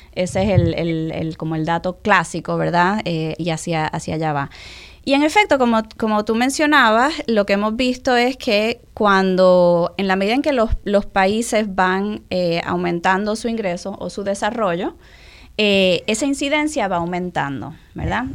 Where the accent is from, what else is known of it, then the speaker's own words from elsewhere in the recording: Puerto Rico; also born or lived in Mexico; soy muy, muy, muy puertorriqueña, pero a la misma vez, eh, porque aquí, aquí crecí, aquí fueron mis años de formación